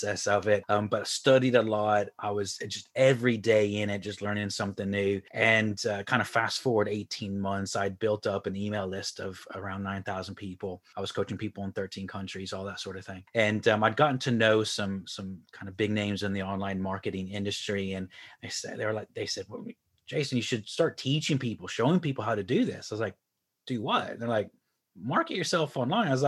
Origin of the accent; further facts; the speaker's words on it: Houston, Texas, United States; moved away as an adult; now in Ireland; I'm originally from Houston, Texas, moved to Ireland about 15 years ago